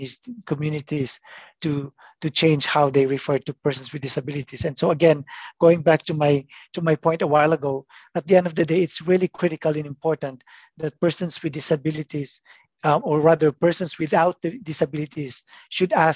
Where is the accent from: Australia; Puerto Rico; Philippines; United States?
Philippines; now in Toronto, Canada; born and raised in the Philippines